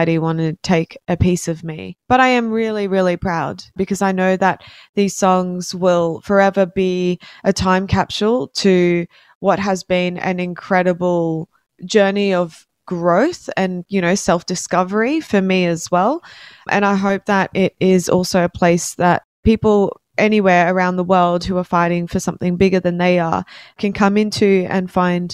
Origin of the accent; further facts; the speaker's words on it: Brisbane, Queensland, Australia; I'm a musician from Brisbane